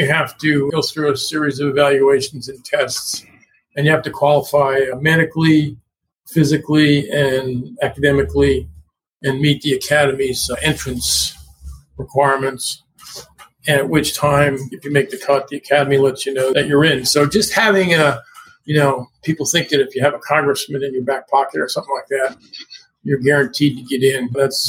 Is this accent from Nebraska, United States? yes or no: no; Long Island, New York, United States; moved away as an adult; also born or lived in Hawaii; now in Houston, United States; I was born in New York City and raised on Long Island.